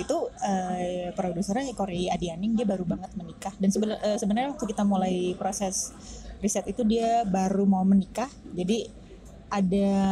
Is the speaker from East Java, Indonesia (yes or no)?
no; Jakarta, Indonesia; saya juga orang Jakarta juga